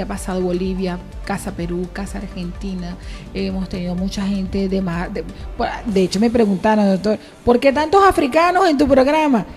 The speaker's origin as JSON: {"language": "Spanish", "country": "Venezuela", "moved": "yes", "lives_now": "Las Palmas de Gran Canaria, Spain", "said": "yo soy venezolana llena de orgullo"}